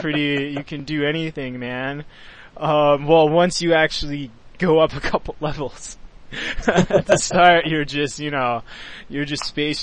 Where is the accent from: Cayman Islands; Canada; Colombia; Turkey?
Canada; I'm Canadian